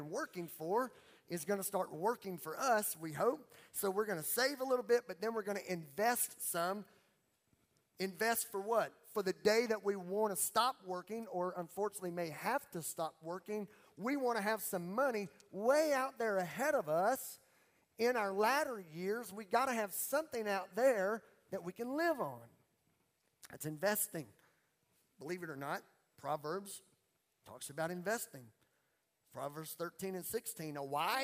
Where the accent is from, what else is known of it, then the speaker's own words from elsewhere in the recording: Beauregard Parish, Louisiana, United States; I'm from Beauregard, Paris, Louisiana